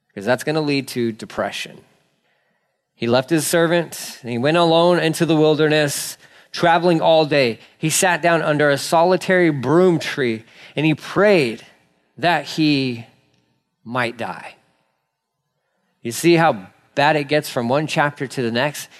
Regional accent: Texas, United States; I'm a Texan

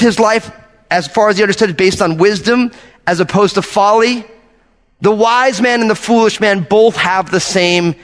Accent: New Jersey, United States; I'm from New Jersey

